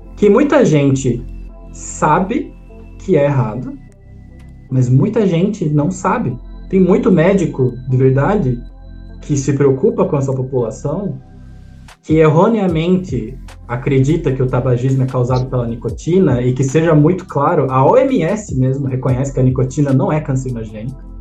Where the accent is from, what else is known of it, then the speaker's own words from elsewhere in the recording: Brazil; como brasileiro, a gente tem uma responsabilidade